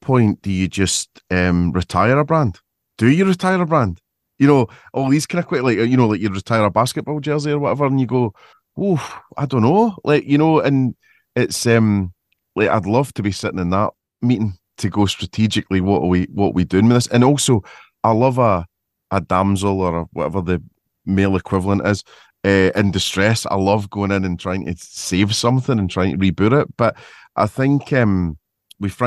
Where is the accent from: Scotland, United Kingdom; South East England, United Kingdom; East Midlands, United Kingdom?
Scotland, United Kingdom; I'm obviously Scottish